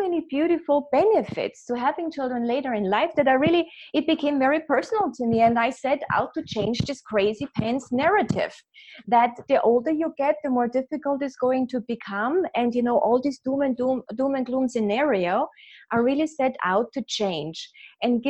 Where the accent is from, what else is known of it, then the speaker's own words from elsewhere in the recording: Vienna, Austria; English is a second language; moved away as an adult; also born or lived in New York City; now in United States; I have an accent, as you can hear. I was born in Vienna, Austria, and came to America when I was in my mid-20s